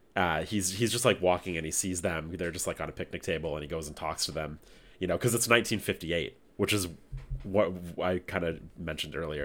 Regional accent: Canada; we're Canadian

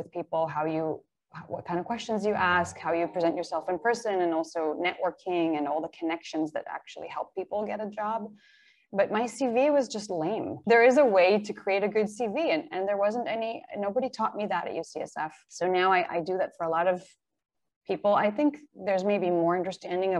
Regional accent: Israel; moved away as an adult; also born or lived in Bay Area; now in Seattle, United States; I was born in Israel and went to the military and then traveled

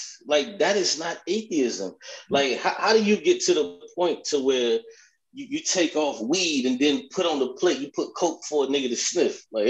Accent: Miami, Florida, United States; now in North Carolina, United States; I'm originally from Miami, Florida, where they open 24 hours a day.

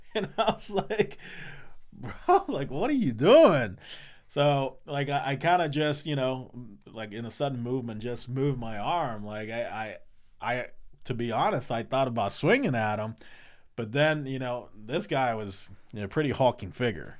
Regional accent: Puerto Rico; now in United States; I would love to go back to PR

